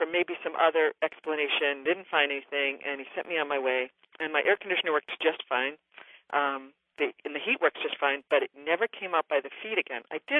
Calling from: Minneapolis, Minnesota, United States; I'm from Minneapolis.

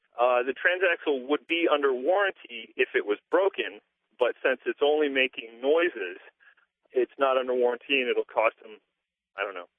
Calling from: Portland, Oregon, United States; I'm calling from Portland, Oregon.

